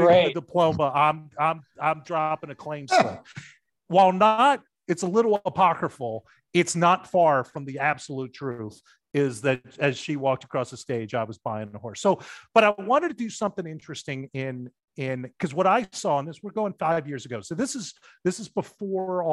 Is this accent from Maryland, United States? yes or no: yes; Baltimore, Maryland, United States; I grew up in Baltimore.